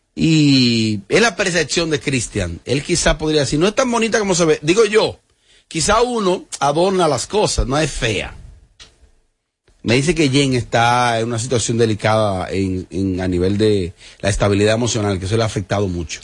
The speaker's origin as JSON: {"language": "Spanish", "town": "Bonao", "region": "Monseñor Nouel", "country": "Dominican Republic", "tie": "born or raised there", "said": "Yo que me crié en Bonao"}